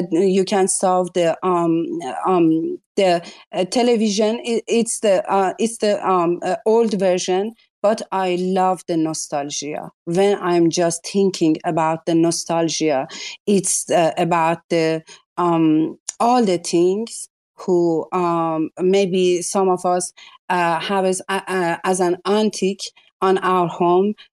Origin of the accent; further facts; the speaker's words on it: Iran; English is a second language; I'm uh, coming from the culture who you must be uh, have a hijab. I'm from Iran you know.